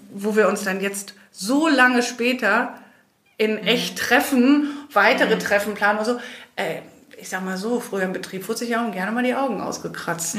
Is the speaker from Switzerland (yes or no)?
no; Belgium; also born or lived in Germany; now in Spain; ich bin in Belgien aufgewachsen und bin dann irgendwann nach Deutschland gegangen